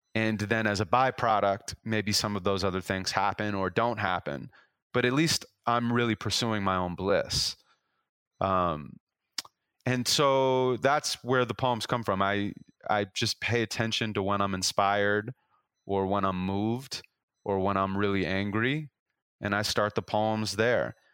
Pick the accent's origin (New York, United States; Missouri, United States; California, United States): California, United States; Los Angeles; I'm from Los Angeles